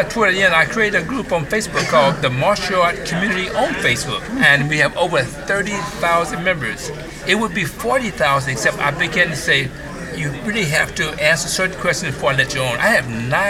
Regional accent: Midwest, United States; moved away; also born or lived in New York City; I was originally from the Midwest.

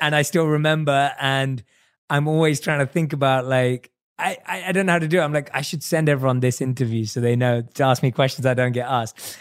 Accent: London, United Kingdom; growing up in London

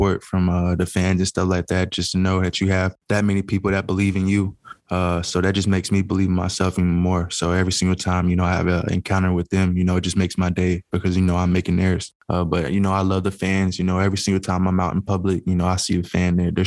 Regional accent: Tennessee, United States; moved away as an adult; now in Green Bay, United States; I had the opportunity to play for my hometown team

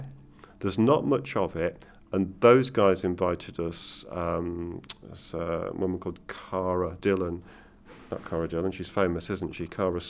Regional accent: England, United Kingdom; So while growing up in England isn't like growing up in Ireland in any sense of the word, in terms of the culture and everything, you've got a tremendous amount there.

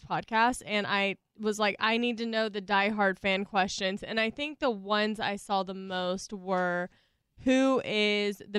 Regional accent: Louisiana, United States; moved away; I'm from Louisiana originally

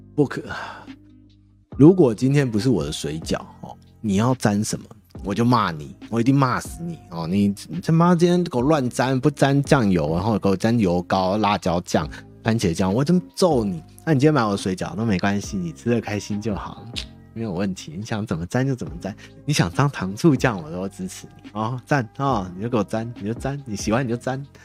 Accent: Taiwan; 我们台湾人

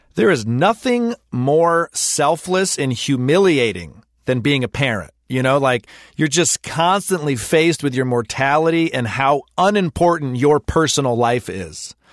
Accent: United States; as an American, a Western

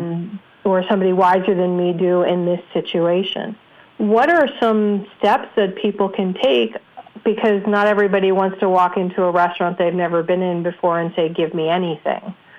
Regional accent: New York, United States; I grew up in New York where we had some of the best radio DJs

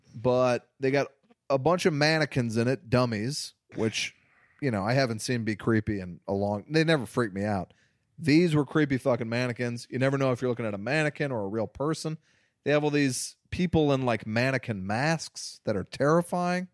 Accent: Missouri, United States; When I was growing up in Missouri

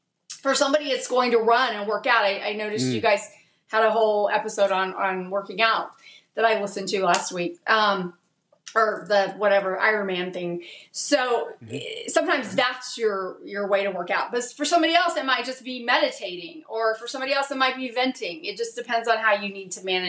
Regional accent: Dallas, Texas, United States; I'm from Dallas

